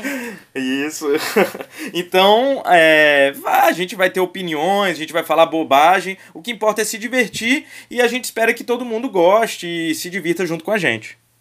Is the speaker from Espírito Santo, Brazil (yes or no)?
yes; Vitória, Espírito Santo, Brazil; sou de Vitória